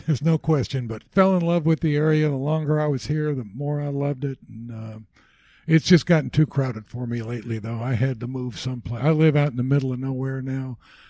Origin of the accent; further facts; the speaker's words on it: United States; first language English; my parents were born here, you know, 100 years ago. I grew up born and raised in the United States and have never spoken anything but English.